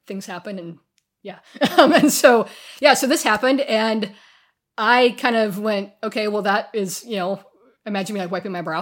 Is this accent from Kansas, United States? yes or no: yes; far western Kansas, United States; moved away as an adult; also born or lived in Sacramento; I'm from far western Kansas